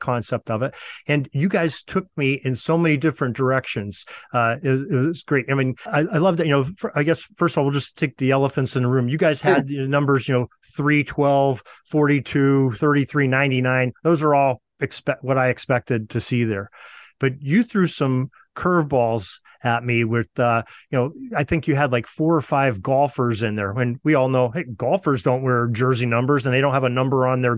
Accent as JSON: {"language": "English", "region": "Northwestern Pennsylvania", "country": "United States", "said": "I'm from Northwestern Pennsylvania"}